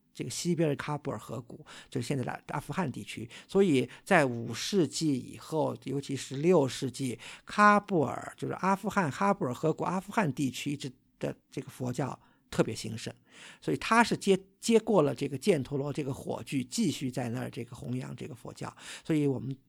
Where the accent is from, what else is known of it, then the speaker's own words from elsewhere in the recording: China; 我们作为一个中国人